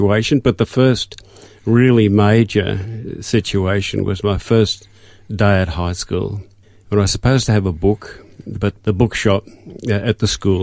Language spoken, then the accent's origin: English; Sydney, New South Wales, Australia; also born or lived in Dubbo; I was born in Dubbo, and then during the war when my father was fighting in PNG, my mother moved down to be closer to when he came back to Australia. So she moved down to Sydney, and that's where we stayed